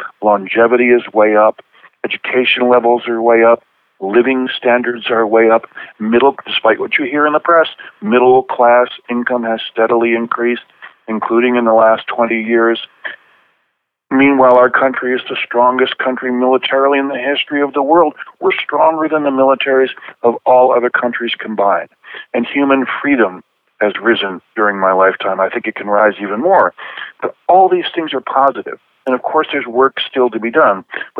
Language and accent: English; Buffalo, New York, United States; Well, Buffalo at that time and still today is mainly a middle-class town. It was mainly working class when I was young.